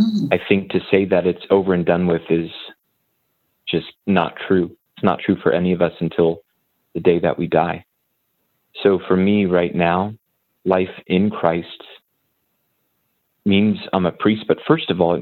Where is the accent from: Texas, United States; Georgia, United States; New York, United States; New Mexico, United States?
New Mexico, United States; moved away as an adult; also born or lived in Indiana / Maryland; now in Carmel, United States; I'm originally born and raised in New Mexico. Spent all my life there until college.